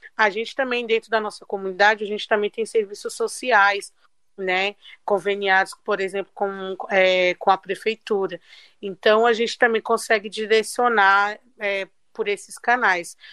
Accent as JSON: {"language": "Portuguese", "region": "São Paulo", "country": "Brazil", "said": "Eu e a Juliana somos de Paraisópolis"}